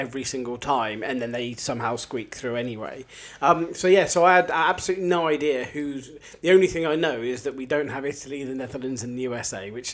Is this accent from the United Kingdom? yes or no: yes; Oxford, South East England, United Kingdom; I'm from Oxford